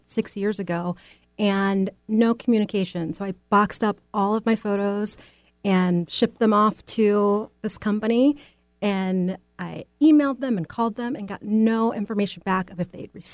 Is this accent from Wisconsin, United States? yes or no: no; Maryland, United States; moved away; I grew up on the East Coast and grew up in Maryland